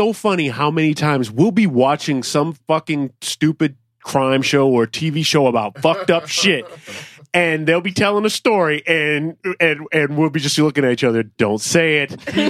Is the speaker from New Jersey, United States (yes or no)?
no; Michigan, United States; I'm from Michigan.